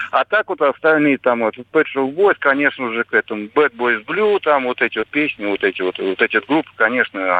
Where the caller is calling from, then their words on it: Moscow, Russia; из Москвы.